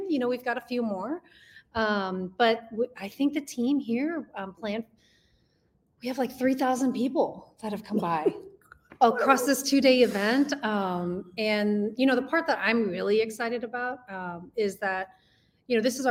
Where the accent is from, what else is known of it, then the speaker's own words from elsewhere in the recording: United States; we're American.